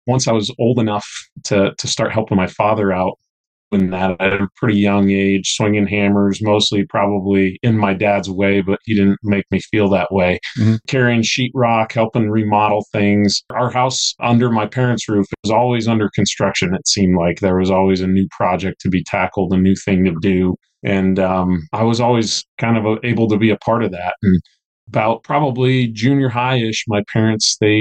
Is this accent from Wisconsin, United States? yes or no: no; Denver, Colorado, United States; moved away as an adult; now in West Texas, United States; a town in my hometown in Denver, a suburb of Denver more specifically